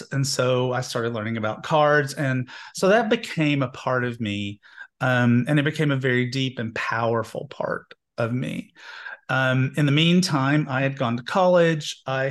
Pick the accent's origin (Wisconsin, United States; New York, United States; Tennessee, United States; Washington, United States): Tennessee, United States; Knoxville; I grew up gay in Knoxville, Tennessee, and somewhere in my early 20s, the Methodist Church loved to like do revolving doors on their ministers.